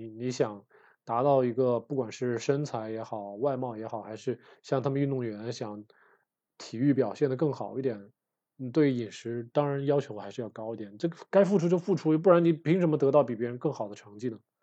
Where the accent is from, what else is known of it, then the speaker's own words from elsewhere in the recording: Wuhan, Hubei, China; 我也算是北方人嘛，这个小时候在武汉长大，就是吃面长大的呀